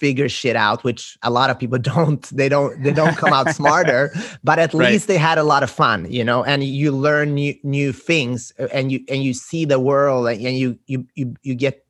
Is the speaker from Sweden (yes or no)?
yes; Sweden; moved away; And I think I'm from Sweden and a lot of people after high school, I like that. I'm originally an immigrant here and my parents immigrated to Sweden.